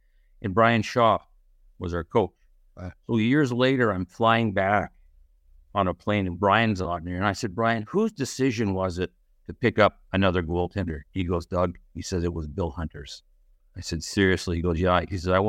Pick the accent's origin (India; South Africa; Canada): Canada; Edmonton, Alberta; Well, Edmonton, Alberta. That's where I grew up and played 4 years of juniors there with the Wild Kings.